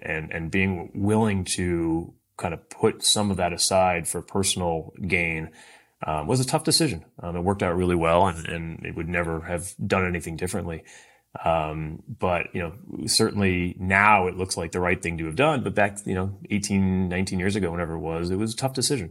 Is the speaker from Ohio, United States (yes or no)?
yes; Cleveland, Ohio, United States; moved away; also born or lived in St. Louis; I grew up in, uh, Cleveland, Ohio.